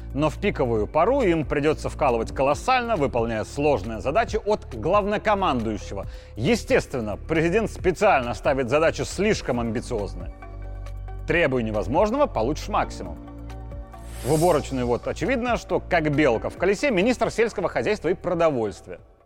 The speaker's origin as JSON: {"language": "Russian", "country": "Belarus", "said": "я белорус"}